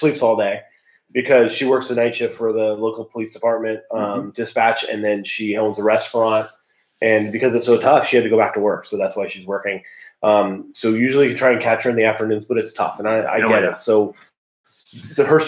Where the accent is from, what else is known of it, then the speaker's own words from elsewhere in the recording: California, United States; I'm from California